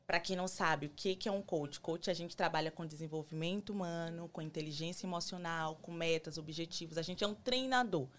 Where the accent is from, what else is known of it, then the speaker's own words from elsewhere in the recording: Salvador, Bahia, Brazil; moved away as an adult; now in United States; eu sou de Salvador, Bahia